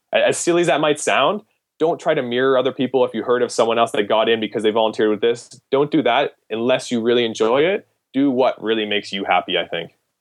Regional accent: Canada; as a Canadian applying to American medical schools

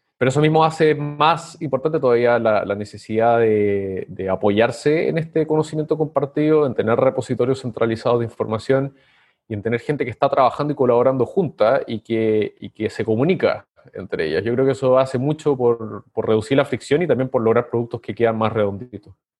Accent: Chile; moved away as an adult; now in Lima, Peru; Soy chileno, pero vivo en Lima hace varios años

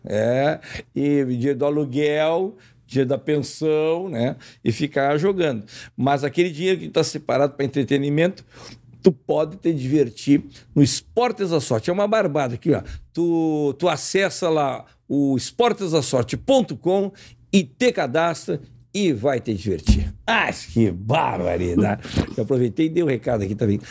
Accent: Uruguaiana, Rio Grande do Sul, Brazil; Ferro Carril, que é o meu time lá de Uruguaiana

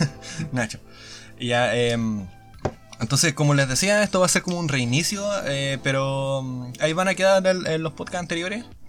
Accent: Araucanía, Chile; así de araucanos somos

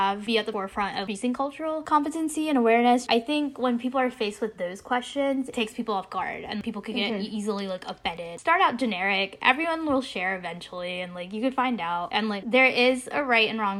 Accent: New York, United States; first language Bengali; I'm from New York. My parents are from Maldish, so like I'm also Bengali

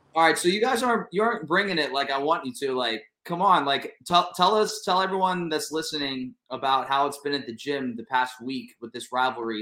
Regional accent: Ohio, United States; moved away as an adult; also born or lived in New York / Miami; I'm from Ohio

